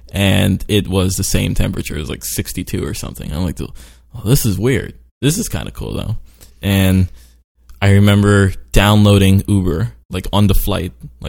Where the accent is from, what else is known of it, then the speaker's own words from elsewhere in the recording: Brooklyn, New York, United States; also born or lived in Sweden / Trinidad / Venezuela / Baltimore; I was born in Brooklyn, New York, lived briefly in Sweden. I lived briefly in like Trinidad and Venezuela.